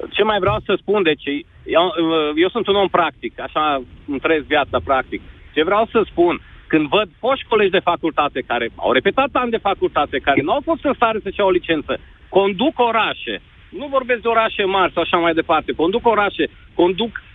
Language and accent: Romanian; Toplița, Harghita County, Romania; also born or lived in Cluj; now in Canada; sunt din Toplița